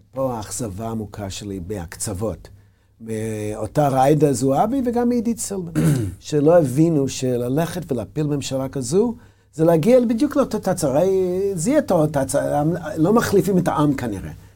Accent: United States; Hebrew is a second language; moved away as an adult; now in Israel; כמו שאני גדלתי בארצות הברית

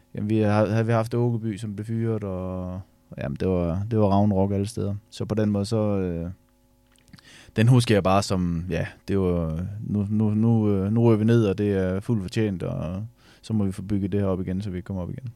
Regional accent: Ørum Djurs, Central Denmark Region, Denmark; Det her, det hedder Ørum Djurs, det ligger ude på Djursland.

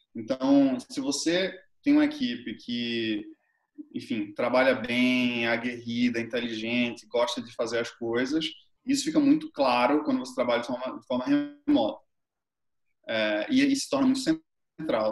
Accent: Brazil; eu sou brasileiro

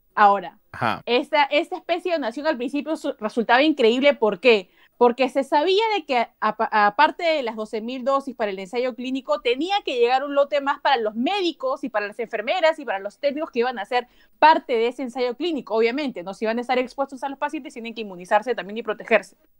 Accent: Peru; como periodista, como ciudadana, como peruana

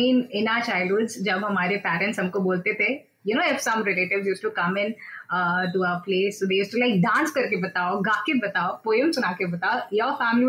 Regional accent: Thane, Maharashtra, India; moved away; also born or lived in Ulhasnagar; I'm not born and brought up in Ulasnagar, okay? But yeah, I am born and brought up in Thane, okay? And in Isindhi area itself, okay? So when I got shifted to Ulasnagar

